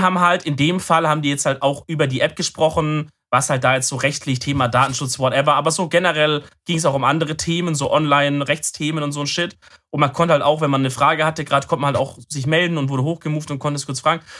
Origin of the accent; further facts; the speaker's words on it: Swabia, Germany; bin ich auch ein Schwabe